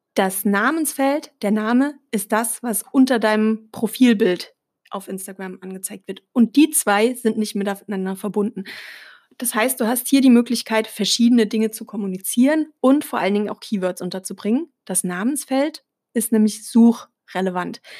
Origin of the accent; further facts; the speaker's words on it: Germany; als Deutsche